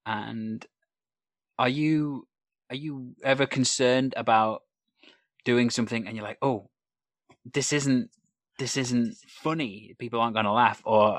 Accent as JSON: {"language": "English", "region": "Wales", "country": "United Kingdom", "said": "So a lot of people listening to this perhaps won't know that I'm Welsh, because I do not have a Welsh accent at all. I do not sound Welsh, but I am Welsh. I'm from North Wales"}